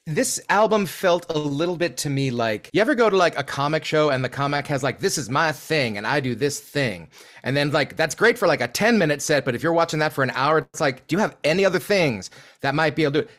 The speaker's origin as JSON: {"language": "English", "country": "United States", "said": "as an American"}